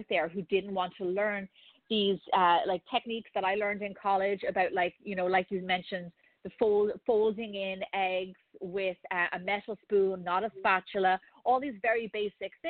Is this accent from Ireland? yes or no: yes; Ireland; moved away; growing up in Ireland